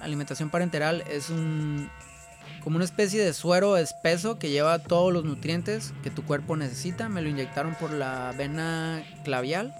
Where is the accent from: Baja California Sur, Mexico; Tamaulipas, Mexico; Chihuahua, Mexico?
Baja California Sur, Mexico; La Paz; now in Guadalajara, Mexico; Nosotros somos de La Paz